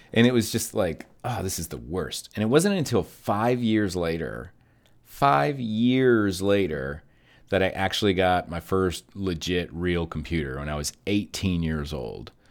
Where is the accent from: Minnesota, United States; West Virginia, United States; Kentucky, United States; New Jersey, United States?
Kentucky, United States; now in Texas, United States; my mom and I, um, we're from Kentucky, but we live in Texas